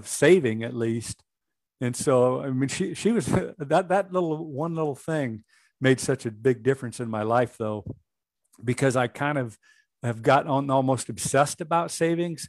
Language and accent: English; Washington, United States; I was born in Washington State. Both my wife and I were born there